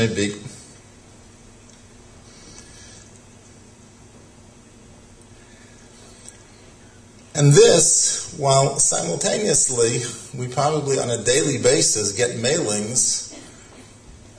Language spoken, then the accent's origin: English; Boston, Massachusetts, United States; when I was growing up in Boston